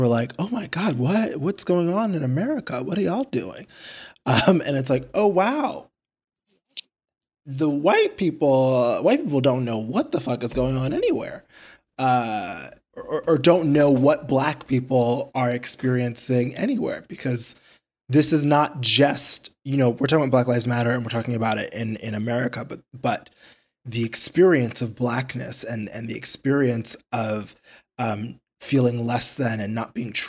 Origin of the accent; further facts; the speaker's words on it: New York City, New York, United States; I grew up in Queens